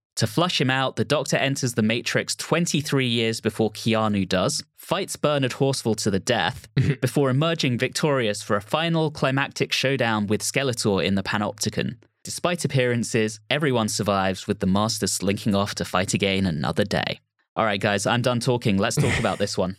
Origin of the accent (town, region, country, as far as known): United Kingdom